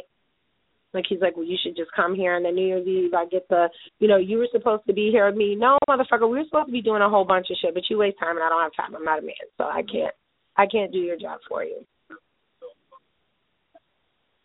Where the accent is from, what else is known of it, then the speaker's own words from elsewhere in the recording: Niagara Falls, New York, United States; this is my hometown, my family's here